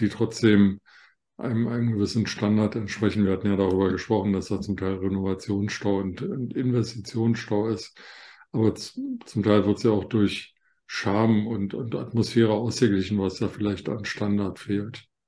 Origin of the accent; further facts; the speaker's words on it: Germany; bei uns in Deutschland